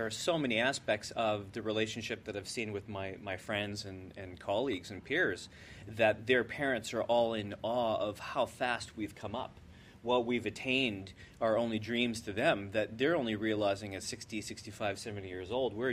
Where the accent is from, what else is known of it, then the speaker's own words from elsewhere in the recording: New Brunswick, Canada; Wade and I come from New Brunswick, where we remember, you know, mom being home to cook